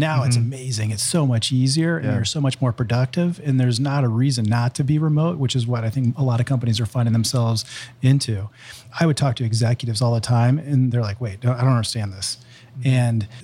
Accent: Columbus, Ohio, United States; I moved here in second grade, and I grew up in Columbus, and I went to Reynoldsburg High School

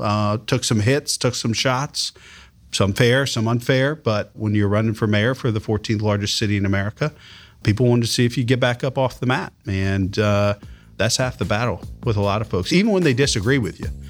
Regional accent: Columbus, Ohio, United States; growing up in Columbus

